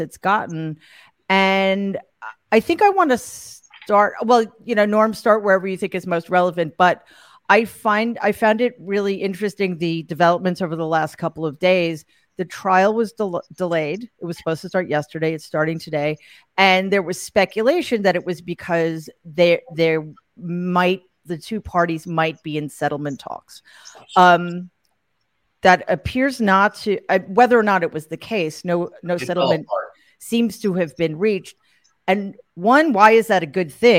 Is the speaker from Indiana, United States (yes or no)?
no; New York City, New York, United States; in my hometown, the Gramercy Theater in New York City